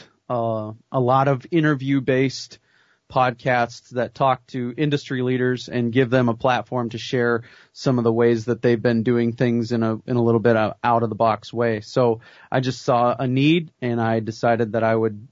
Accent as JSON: {"language": "English", "town": "Belle Fourche", "region": "South Dakota", "country": "United States", "tie": "born or raised there", "also_born_or_lived": "Waukesha, Wisconsin", "said": "I grew up here in western South Dakota. I was born and raised here in Belle Fourche"}